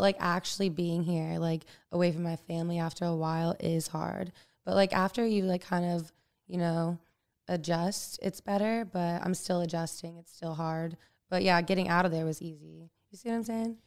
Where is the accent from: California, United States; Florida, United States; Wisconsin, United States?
Florida, United States; moved away as an adult; also born or lived in Tarpon Springs, Florida; now in Los Angeles, United States; growing up in Florida